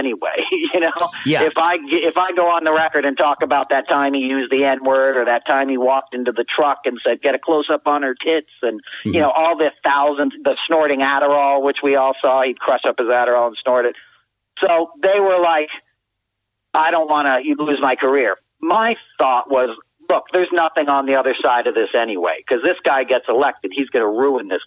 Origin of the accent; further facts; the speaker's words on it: United States; I grew up outside of Washington, D.C. in the 70s